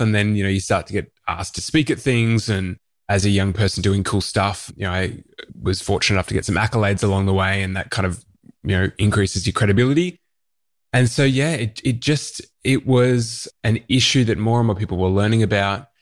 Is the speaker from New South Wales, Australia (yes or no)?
no; Melbourne, Victoria, Australia; born or raised there